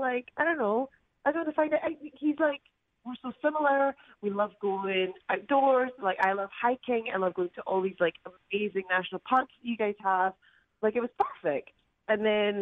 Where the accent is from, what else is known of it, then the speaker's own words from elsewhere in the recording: Scotland, United Kingdom; accent: Scottish; moved away as an adult; now in United States; I'm Scottish